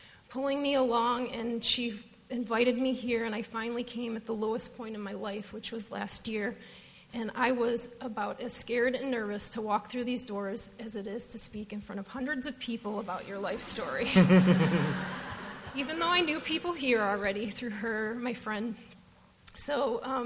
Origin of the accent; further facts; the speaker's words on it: Detroit, Michigan, United States; moved away as an adult; now in Phoenix, United States; I'm from Detroit, if you can't tell from my accent